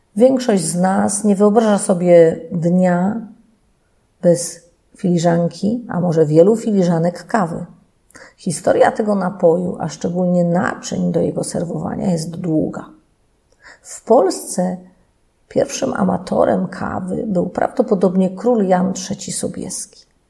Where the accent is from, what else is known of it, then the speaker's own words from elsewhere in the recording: Leszno, Greater Poland, Poland; u nas w Lesznie